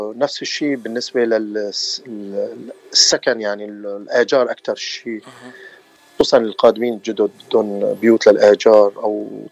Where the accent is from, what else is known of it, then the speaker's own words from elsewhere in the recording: Aleppo, Aleppo Governorate, Syria; moved away as an adult; now in Southern California, United States; وانا من مدينه حلب بسوريا